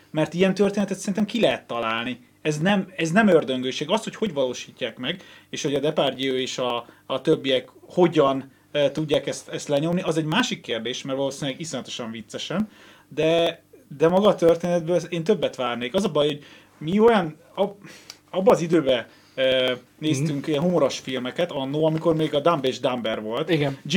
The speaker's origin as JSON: {"language": "Hungarian", "country": "Hungary", "said": "magyar vagyok"}